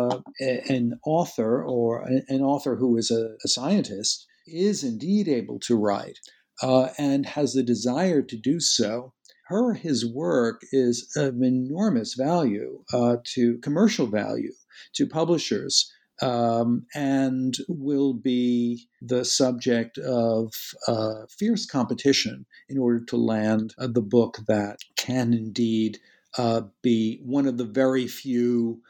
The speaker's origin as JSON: {"language": "English", "country": "United States", "said": "as an American working in an Anglophone culture"}